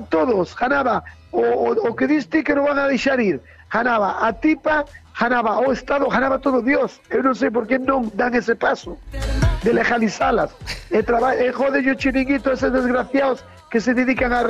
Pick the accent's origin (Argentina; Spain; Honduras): Spain; Barrantes, Galicia; yo soy de Barrantes, y como ahora eh, estoy de vacaciones, soy panadera